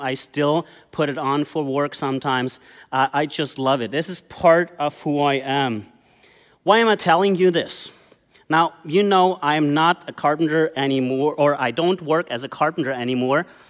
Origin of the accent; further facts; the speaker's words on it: Germany; moved away as an adult; I grew up in Germany